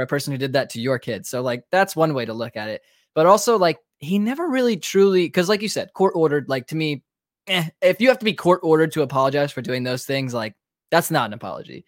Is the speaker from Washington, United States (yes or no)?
no; Raleigh, North Carolina, United States; moved away as an adult; now in Georgia, United States; I'm obviously originally from Raleigh, North Carolina